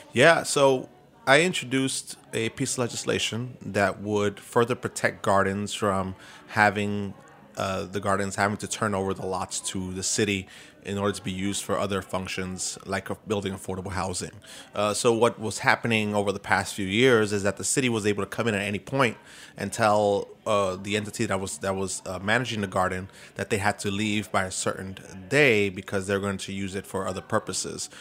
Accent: New York City, New York, United States; I grew up, growing up in East New York.

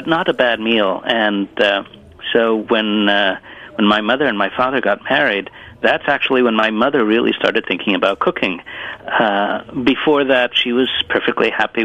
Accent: New York, United States; first language Italian; English is a second language; also born or lived in Italy; now in Sarasota, United States; my parents moved again to New York. And from that point on, I pretty much grew up in the States

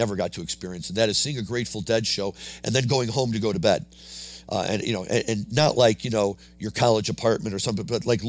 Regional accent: St. Louis, Missouri, United States; moved away; also born or lived in Ann Arbor, Michigan; I grew up in St. Louis

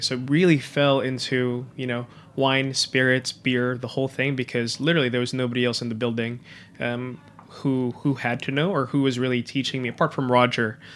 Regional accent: Manila, Metro Manila, Philippines; moved away as an adult; also born or lived in Japan; now in New York City, United States; I was born and raised in Manila. Um, spent all my life over there

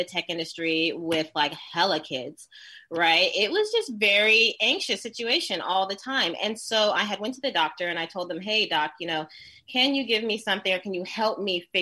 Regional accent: Oakland, California, United States; I'm from East 69th, Oakland, the Ville

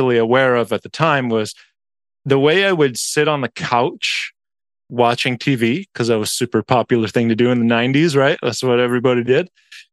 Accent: Lake Forest, California, United States; we grew up in South Orange County, Lake Forest specifically

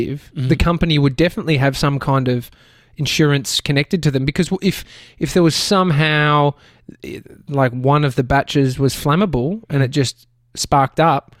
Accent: Brighton, Victoria, Australia; Where I grew up in Brighton, there was a house

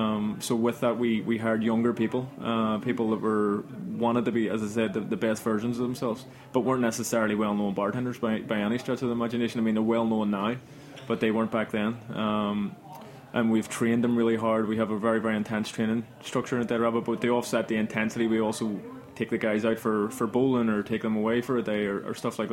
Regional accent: Belfast, Northern Ireland, United Kingdom; moved away as an adult; Like, when I came over from Belfast in London, I would have heard of all these, like, famous bartenders

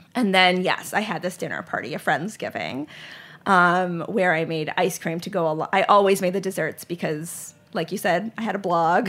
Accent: Charlotte, North Carolina, United States; also born or lived in Lehigh Valley, Pennsylvania; I grew up in Charlotte, North Carolina.

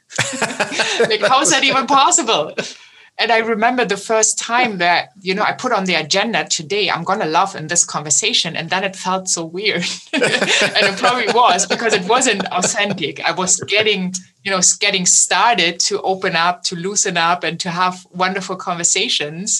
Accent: Germany; accent: German; my German accent

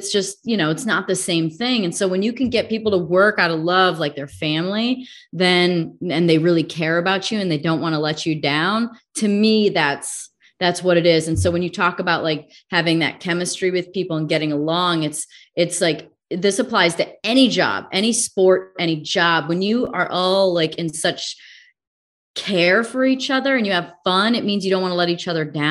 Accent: the Midwest, Illinois, United States; I grew up in the Midwest, so we also had our choice of who we thought the worst fans were, living in Illinois.

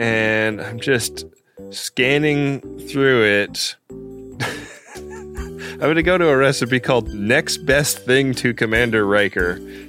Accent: Oakland, California, United States; right next door to my hometown of Oakland.

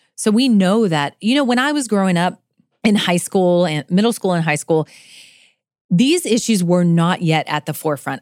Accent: Florida, United States; moved away; also born or lived in Kentucky; I grew up in Florida with hurricanes

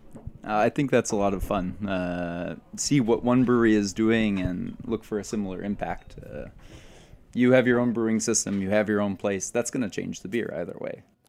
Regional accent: United States; now in Belgium; I'm the American in the brewery

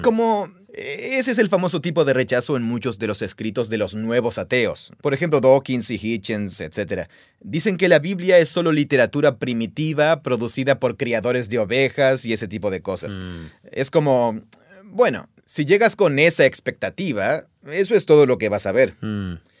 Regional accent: Mexico; soy de México

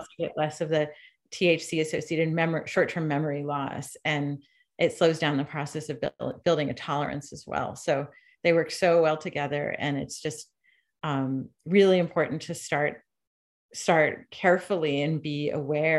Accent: Shutesbury, Massachusetts, United States; also born or lived in New York City; I'm from Shutesbury outside of Amherst, which is a little hill town, a wooded hill town with I grew up on a dirt road

